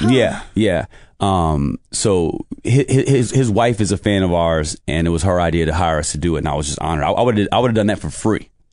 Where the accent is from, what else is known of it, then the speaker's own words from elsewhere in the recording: New York City, New York, United States; also born or lived in Poughkeepsie, New York; Spent most of my life in Brooklyn